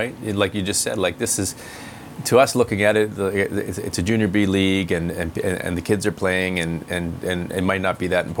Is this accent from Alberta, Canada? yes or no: no; Abbotsford, British Columbia, Canada; When I was a kid growing up in Abbotsford